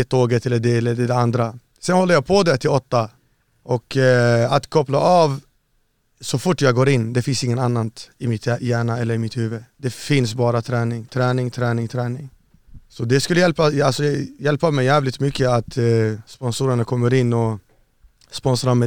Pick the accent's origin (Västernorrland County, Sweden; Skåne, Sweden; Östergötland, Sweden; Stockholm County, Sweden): Västernorrland County, Sweden; Örnsköldsvik; also born or lived in Iraq / Saudi Arabia; jag växte upp i Övik, uppe i Norrland, Örnsköldsvik.